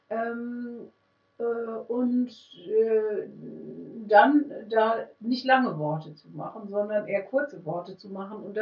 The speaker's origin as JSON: {"language": "German", "town": "Münster", "region": "North Rhine-Westphalia", "country": "Germany", "said": "Ich komme aus Münster. Ich weiß, in Münster gäbe es die Möglichkeit, ambulant Musiktherapie zu machen."}